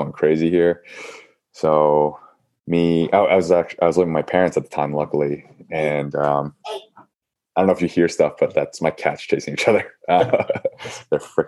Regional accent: New York City, New York, United States; also born or lived in Georgia; now in Yonkers, United States; I was born and raised in New York. So I've been here all my life

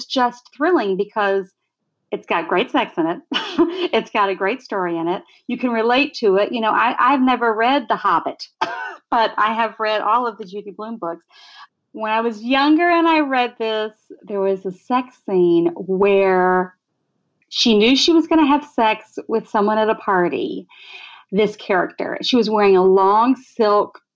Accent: Tuscaloosa, Alabama, United States; now in New York City, United States; where I grew up in Tuscaloosa, Alabama.

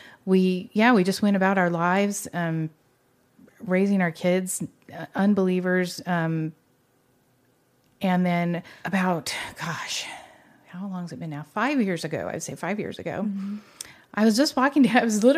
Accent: Ventura, California, United States; Well, I was born in Ventura. And I've lived there most of my life.

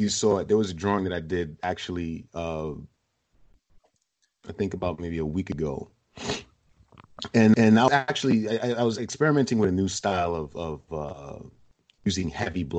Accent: New York City, New York, United States; I grew up in East Flatbush, in a rough part in the 80s

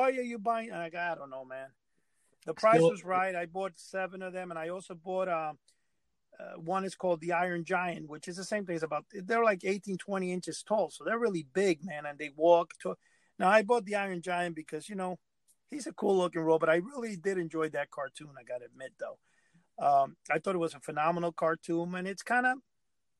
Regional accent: New York City, New York, United States; growing up in New York

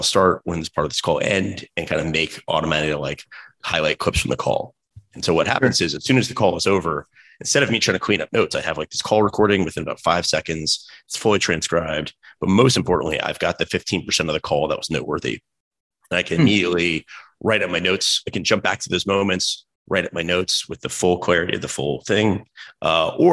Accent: Raleigh, North Carolina, United States; I grew up in Raleigh, North Carolina

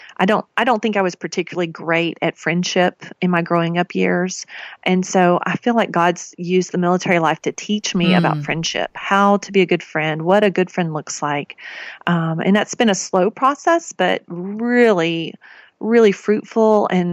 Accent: the South, United States; I grew up in the South. We made Kraft macaroni and cheese.

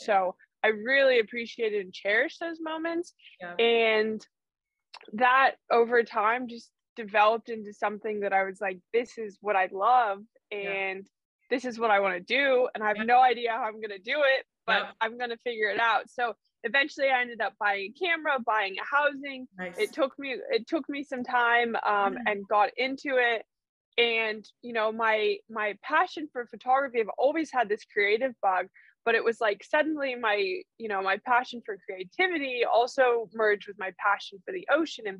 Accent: New Mexico, United States; moved away as an adult; also born or lived in Los Angeles, California / South Africa (family); now in O'ahu, United States; I moved from New Mexico to LA when I was 18

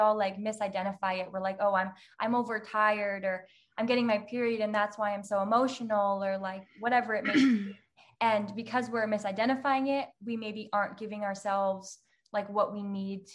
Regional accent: New Hampshire, United States; moved away as an adult; now in Florida, United States; I'm from New Hampshire. I just moved to Florida now, but I lived in New Hampshire my whole life.

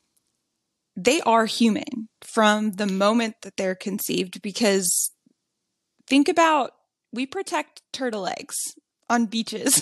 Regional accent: Louisiana, United States; I grew up in Louisiana

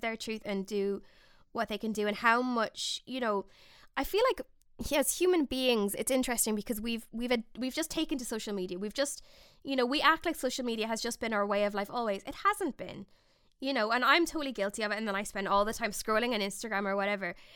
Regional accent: Ireland; I'm from the Republic of Ireland

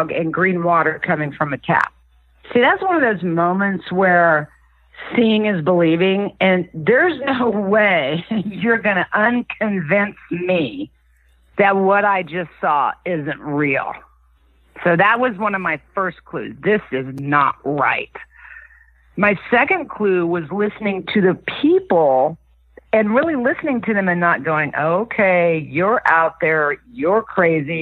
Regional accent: Kansas, United States; I grew up in the Midwest in Kansas

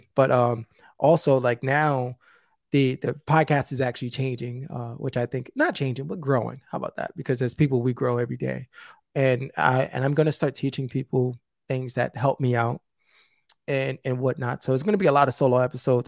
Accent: New York City, New York, United States; I'm originally from the South Bronx.

